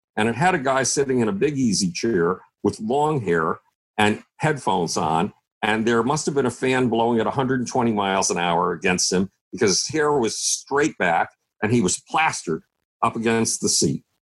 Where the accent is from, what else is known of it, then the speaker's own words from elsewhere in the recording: Buffalo, New York, United States; I grew up in Buffalo, New York